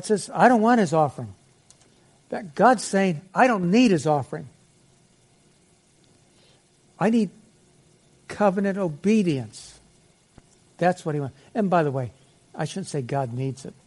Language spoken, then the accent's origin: English; Aliquippa, Pennsylvania, United States; I was raised in Aliquippa, Pennsylvania